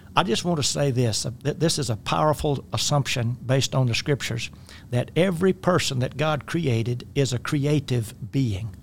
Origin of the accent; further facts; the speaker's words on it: rural Louisiana, United States; I grew up in the Deep South, uh, mid-twentieth century and, uh, rural Louisiana.